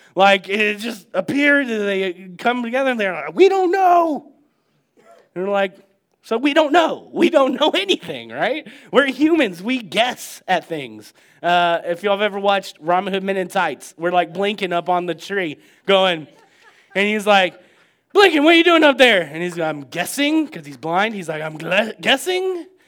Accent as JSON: {"language": "English", "country": "United States"}